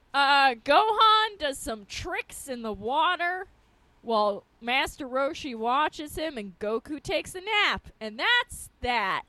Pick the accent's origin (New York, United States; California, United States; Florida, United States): New York, United States; Long Island; where I grew up on Long Island